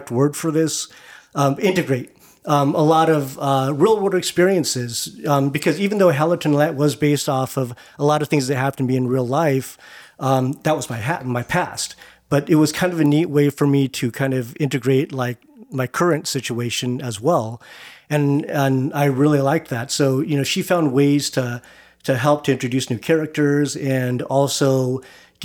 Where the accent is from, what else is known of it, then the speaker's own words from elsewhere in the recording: California, United States; moved away; I just kind of wanted to, you know, go back to kind of my hometown